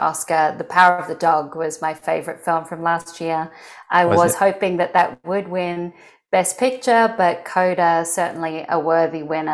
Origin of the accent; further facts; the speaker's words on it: Canberra, Australian Capital Territory, Australia; moved away as an adult; also born or lived in Sydney, Australia; I grew up in Canberra, Australia, which is the capital of Australia